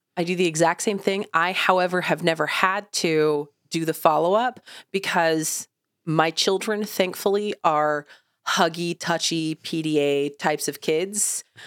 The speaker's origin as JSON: {"language": "English", "region": "Oklahoma", "country": "United States", "tie": "born or raised there", "said": "I've lived in Oklahoma, also a landlocked state, my entire life."}